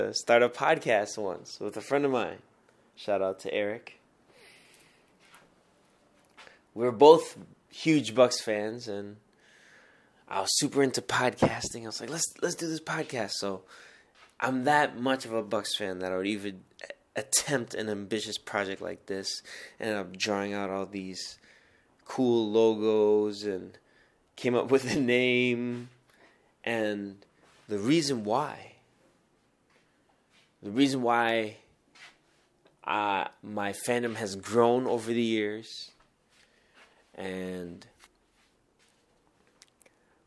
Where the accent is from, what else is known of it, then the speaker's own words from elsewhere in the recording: Milwaukee, Wisconsin, United States; Milwaukee, Wisconsin, my hometown, where I grew up most of my life